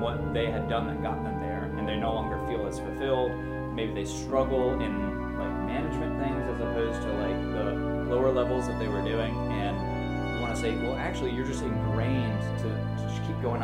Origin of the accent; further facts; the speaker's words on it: Charleston, South Carolina, United States; I grew up here in Charleston